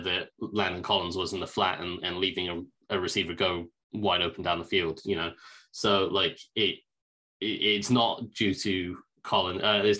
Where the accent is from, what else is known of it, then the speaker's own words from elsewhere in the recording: England, United Kingdom; I'm English and we don't really celebrate Thanksgiving over here.